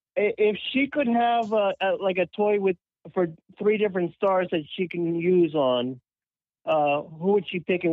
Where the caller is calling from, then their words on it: Florida, United States; I'm calling from Florida.